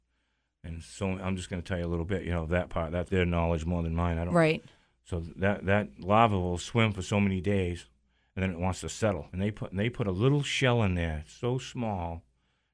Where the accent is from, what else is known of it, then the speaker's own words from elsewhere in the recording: Nantucket, Massachusetts, United States; Growing up on Nantucket